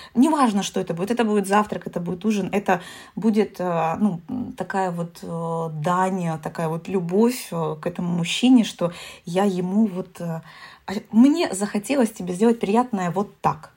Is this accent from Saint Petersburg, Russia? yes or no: no; Taganrog, Rostov Oblast, Russia; души таганрогского человека